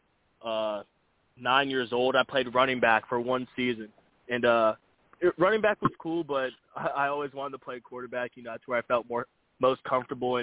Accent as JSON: {"language": "English", "region": "Florida", "country": "United States", "tie": "born or raised there", "said": "growing up here"}